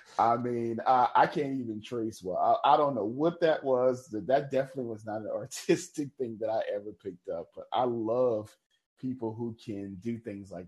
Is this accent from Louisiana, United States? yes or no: yes; New Orleans, Louisiana, United States; moved away; I'm originally from New Orleans, Louisiana. I'm proud of New Orleans. I love my city. Even though I live in a different city now